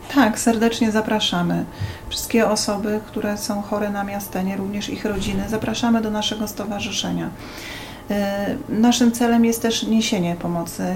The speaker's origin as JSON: {"language": "Polish", "town": "Bydgoszcz", "region": "Kuyavian-Pomeranian Voivodeship", "country": "Poland", "said": "pochodzę z Bydgoszczy"}